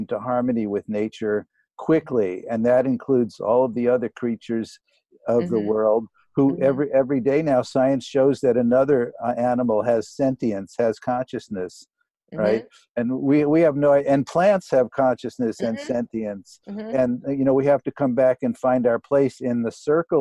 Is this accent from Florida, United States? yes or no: no; New York City, New York, United States; now in Maui, United States; I grew up in New York City.